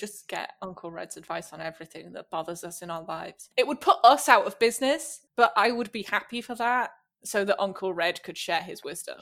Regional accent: the north of England, United Kingdom; accent: Northern English; moved away; the north of England where I'm from.

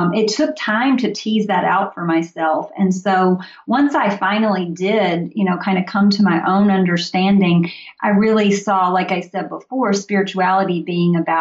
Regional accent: Mississippi, United States; moved away; also born or lived in Tennessee; I grew up in Mississippi and was in Tennessee for 10 years.

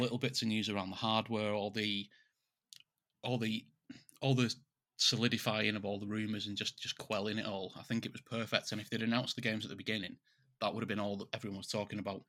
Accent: England, United Kingdom; we're English

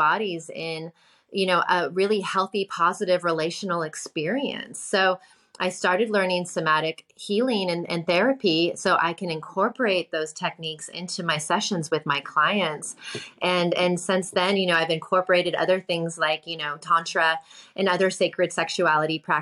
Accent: New York City, New York, United States; when I came back to my hometown, New York City

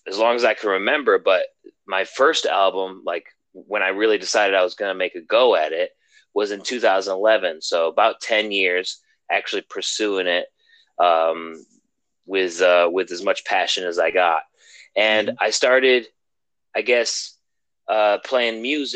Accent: Western New York, United States; moved away as an adult; also born or lived in Arizona; now in Boston, United States; I'm from Western New York originally

